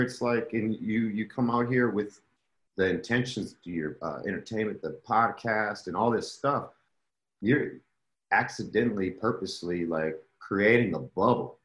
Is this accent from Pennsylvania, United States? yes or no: no; Racine, Wisconsin, United States; moved away; we're from Racine